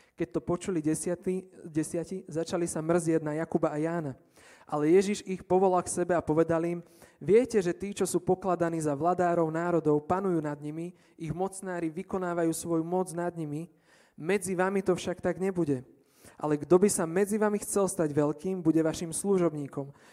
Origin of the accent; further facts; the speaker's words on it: near Stará Turá, Trenčín Region, Slovakia; stará Ture je kúsok od môjho rodného mesta